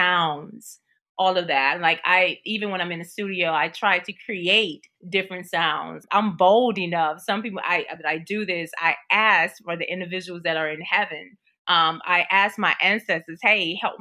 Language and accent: English; Texas, United States; I'm in Atlanta, Georgia right now. I'm from Texas